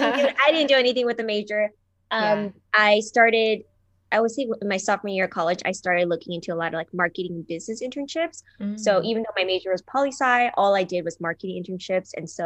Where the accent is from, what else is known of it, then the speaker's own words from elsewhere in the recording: California, United States; also born or lived in Taiwan; I was born in Taiwan. I came to California.